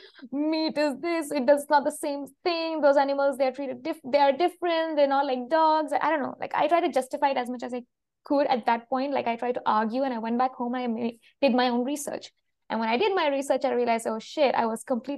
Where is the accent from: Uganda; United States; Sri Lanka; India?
India; Kerala; moved away as an adult; also born or lived in Vienna, Austria; now in France; I have lived in India pretty much all my life until now, until I was 22, when I went to Europe in Vienna for a master thesis, and then I came back to India and applied for a PhD